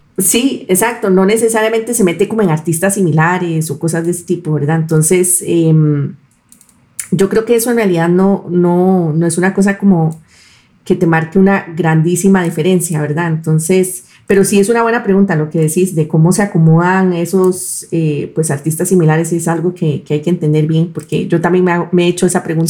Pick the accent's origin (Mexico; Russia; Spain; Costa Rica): Costa Rica; nosotros podemos conectar los puntos como costarricenses